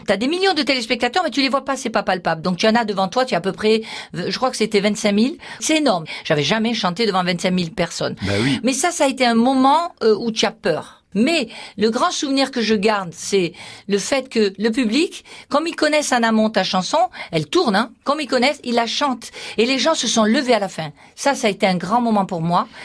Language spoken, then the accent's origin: French; Perpignan, Occitania, France; je viens de Perpignan, je suis catalane